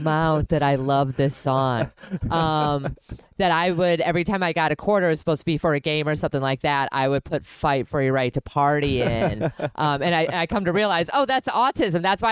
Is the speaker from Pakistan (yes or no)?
no; Milwaukee, Wisconsin, United States; moved away; I grew up in Milwaukee and then we moved to different suburbs and stuff like